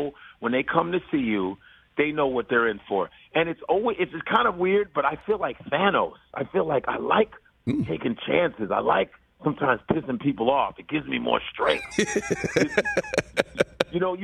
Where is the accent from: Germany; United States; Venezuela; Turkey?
United States; Chicago, Illinois; growing up in Chicago